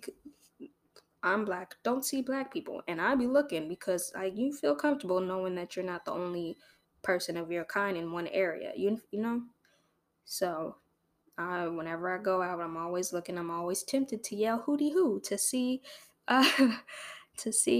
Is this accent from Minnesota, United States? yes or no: no; Torrance, California, United States; also born or lived in Los Angeles, United States; now in Orange County, United States; I grew up in Torrance